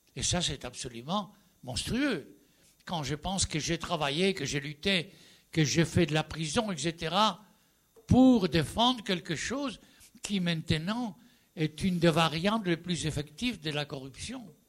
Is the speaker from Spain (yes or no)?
yes; Spain; French is a second language; Je suis espagnol, bien entendu, j'ai fait toute la transition démocratique